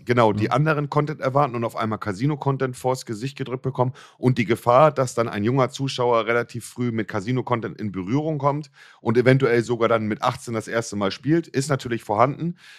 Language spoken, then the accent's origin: German; Germany; bei uns in Deutschland